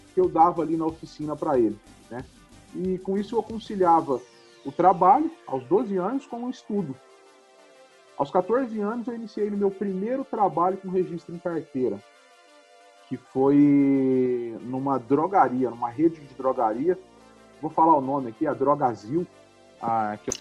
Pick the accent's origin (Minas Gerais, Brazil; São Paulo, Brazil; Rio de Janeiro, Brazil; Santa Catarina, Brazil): São Paulo, Brazil; Ribeirão Preto; sou de Ribeirão Preto, nasci numa família humilde em 1983 e comecei a trabalhar desde os 12 anos em uma oficina mecânica